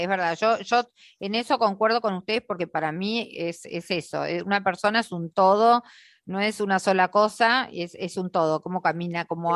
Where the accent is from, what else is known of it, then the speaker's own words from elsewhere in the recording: Argentina; somos las argentinas